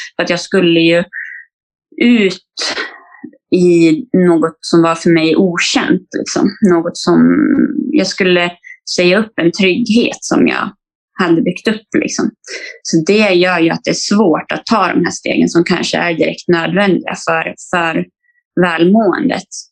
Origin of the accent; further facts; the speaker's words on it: Falun, Dalarna County, Sweden; moved away as an adult; also born or lived in Stockholm; Jag flyttade från, från min hemstad Falun